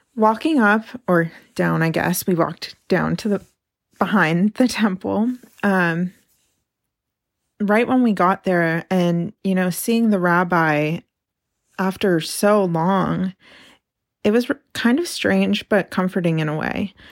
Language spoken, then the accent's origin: English; Carmel, California, United States; now in Portland, United States; today I'm actually in my hometown of Carmel, California, a little beach town on California's Central Coast